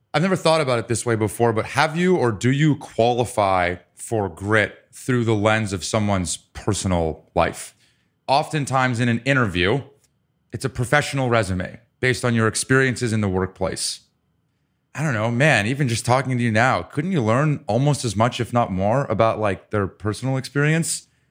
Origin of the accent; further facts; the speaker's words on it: Ann Arbor, Michigan, United States; I was born in Ann Arbor